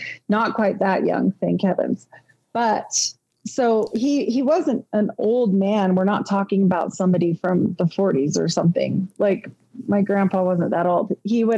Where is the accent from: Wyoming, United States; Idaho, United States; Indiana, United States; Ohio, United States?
Idaho, United States; Pocatello; moved away; I grew up in Pocatello for about 10 years of my younger life